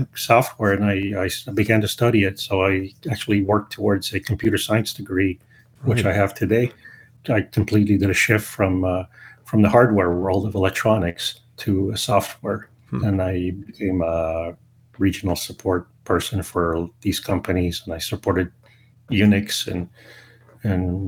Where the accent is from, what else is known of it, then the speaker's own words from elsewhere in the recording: Toronto, Ontario, Canada; also born or lived in Montreal, Quebec; now in Ottawa, Canada; So my upbringing was mostly in Toronto and the city of Montreal and Canada.